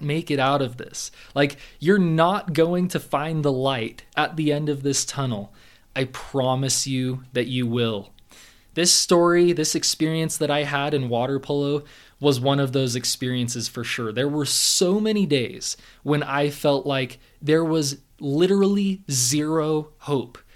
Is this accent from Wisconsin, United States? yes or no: no; Southern California, United States; growing up in Southern California